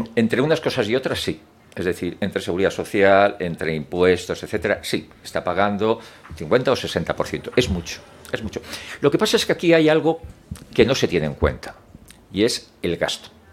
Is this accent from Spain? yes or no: yes; Madrid, Community of Madrid, Spain; Soy madrileño